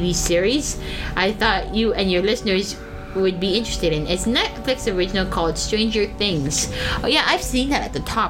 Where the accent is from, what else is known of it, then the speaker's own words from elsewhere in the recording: Perth, Ontario, Canada; That was a stone's throw away from where I grew up in Perth